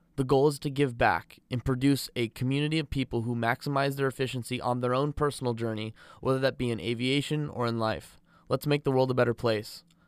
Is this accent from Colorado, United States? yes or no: no; south of Los Angeles, Southern California, United States; I was raised in Southern California, south of L